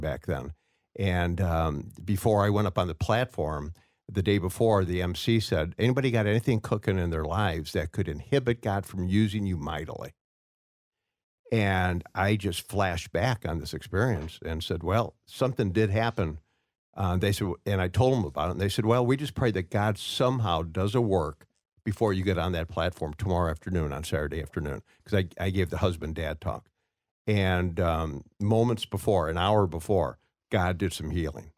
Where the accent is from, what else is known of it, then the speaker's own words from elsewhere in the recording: Waukegan, Illinois, United States; I grew up in Waukegan, Illinois